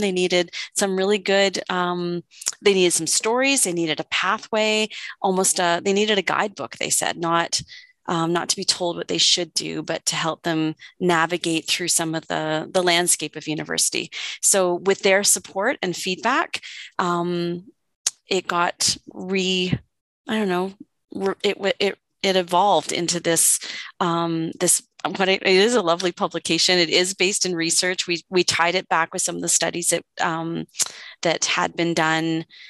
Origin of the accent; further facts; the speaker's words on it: Oakville, Ontario, Canada; now in Calgary, Canada; I grew up in what's now called Ontario, uh, close maybe to where you are. I grew up in Oakville.